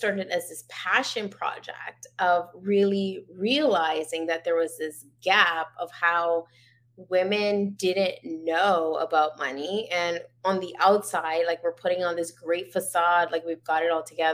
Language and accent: English; Bermuda; moved away as an adult; now in Canada; I was born and raised in Bermuda.